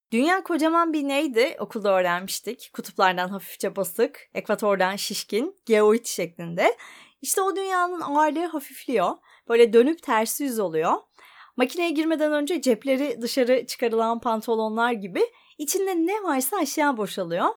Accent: Ankara, Turkey; moved away as an adult; now in Bodrum, Turkey; ben Ankaralıyım.

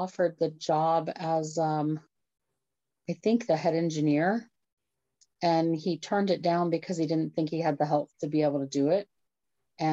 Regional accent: Maryland, United States; That was my temple growing up

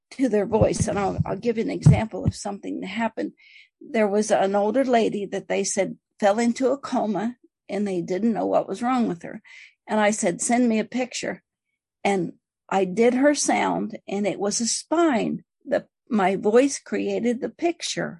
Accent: Appalachia, United States; I'm from Appalachian. We didn't have neighbors or radio or TV or magazines or anything

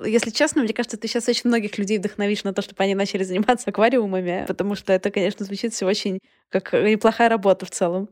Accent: Saint Petersburg, Russia; moved away; Я выросла в квартире в Петербурге

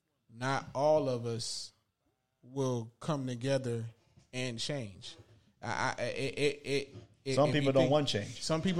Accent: Inglewood, California, United States; also born or lived in Palmdale, California; growing up in Inglewood / Palmdale, like I had the best time.

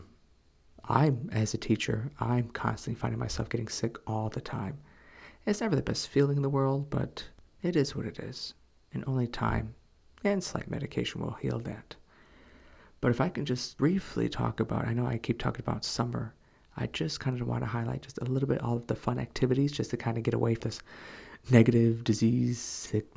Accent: United States; moved away as an adult; now in South Korea; what I grew up with in America

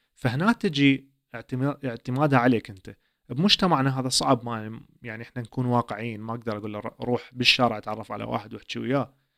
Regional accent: Iraq; first language Arabic; now in Sweden; عائله عراقيه نفس ثقافتي نفس لهجتي نفس احتمال المكان اللي جيت من عنده

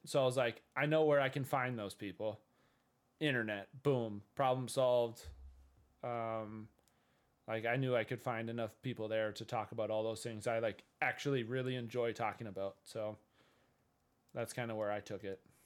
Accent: Minnesota, United States; I'm from Minnesota in the U S of A. Uh, I've lived here all my life

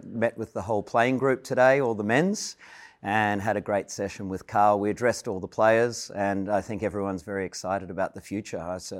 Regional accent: Melbourne, Victoria, Australia; also born or lived in London; I grew up in Melbourne, so I was an AFL fan

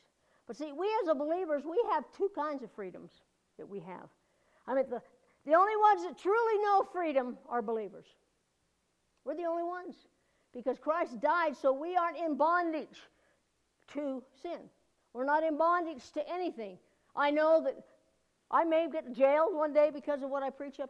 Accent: United States; as an American

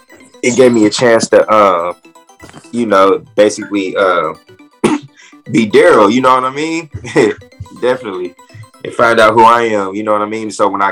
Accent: Richmond, California, United States; also born or lived in Louisiana / Las Vegas, Nevada / Texas; I grew up in Richmond, California. Oh, okay. Grew up in Richmond, man. Then I moved to Louisiana and Vegas, and I moved back. Oh, then I moved to Texas

